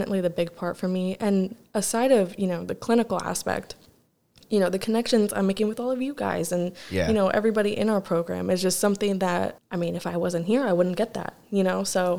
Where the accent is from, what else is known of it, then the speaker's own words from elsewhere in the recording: Tampa, Florida, United States; moved away as an adult; So I'm from Tampa, so I'm planning on going back to Tampa.